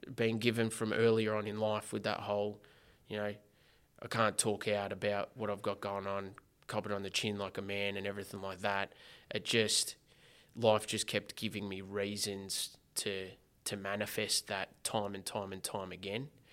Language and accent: English; Geelong, Victoria, Australia; I grew up down in Geelong in a housing commission home